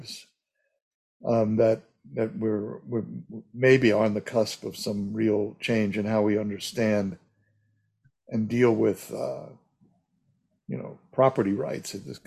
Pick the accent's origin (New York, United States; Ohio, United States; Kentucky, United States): New York, United States; now in California, United States; I grew up in New York